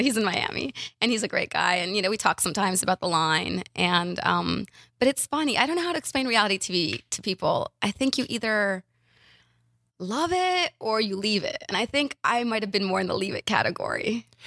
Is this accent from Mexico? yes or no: no; Ukraine; moved away; I was from Ukraine, speak Russian, moved